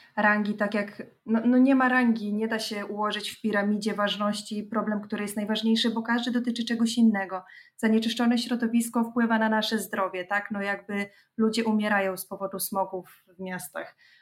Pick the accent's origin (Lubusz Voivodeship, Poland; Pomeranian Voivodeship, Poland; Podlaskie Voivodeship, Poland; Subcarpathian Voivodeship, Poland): Podlaskie Voivodeship, Poland; moved away; Ja pochodzę z Podlasia